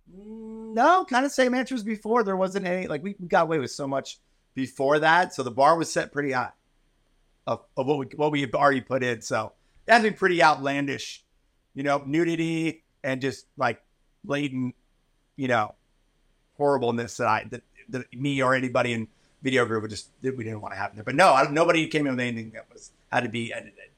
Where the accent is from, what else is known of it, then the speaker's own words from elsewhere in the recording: Philadelphia, Pennsylvania, United States; I grew up in the East Coast and Philly